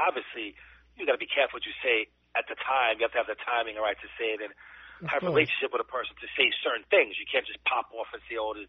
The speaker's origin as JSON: {"language": "English", "town": "New York City", "region": "New York", "country": "United States", "tie": "born or raised there", "said": "I grew up in the Bronx."}